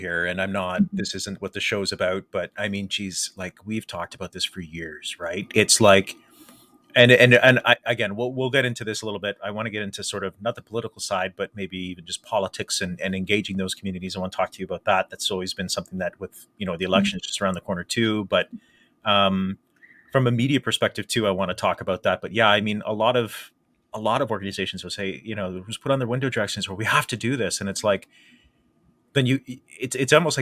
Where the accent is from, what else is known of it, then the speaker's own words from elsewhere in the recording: Windsor, Ontario, Canada; in the 80s and 90s here in Windsor, it was very different than 2022